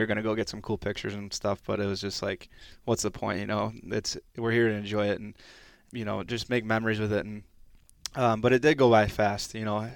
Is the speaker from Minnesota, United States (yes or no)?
yes; Stillwater, Minnesota, United States; moved away as an adult; also born or lived in Texas; our, uh, youth hockey rink where I grew up playing in Stillwater there